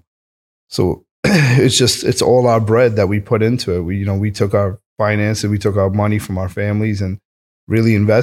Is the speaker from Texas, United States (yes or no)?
no; New York City, New York, United States; moved away as an adult; also born or lived in Oklahoma / California; being in Queens, being born and bred there